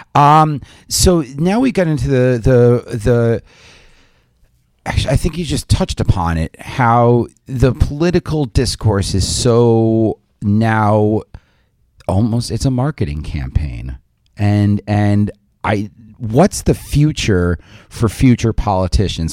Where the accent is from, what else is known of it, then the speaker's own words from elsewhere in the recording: New York suburbs, United States; as a New Yorker from the suburbs